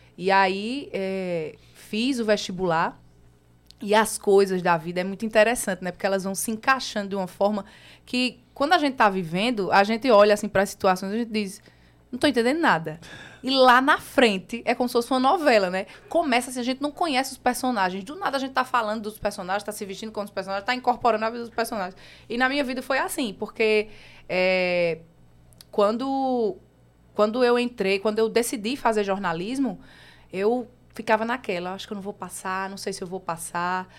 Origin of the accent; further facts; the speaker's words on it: Campina Grande, Paraíba, Brazil; accent: nordestino; moved away as an adult; also born or lived in São Paulo; now in João Pessoa, Brazil; Sou, sou de Campina Grande, campinense. Nasci aí há 30 anos atrás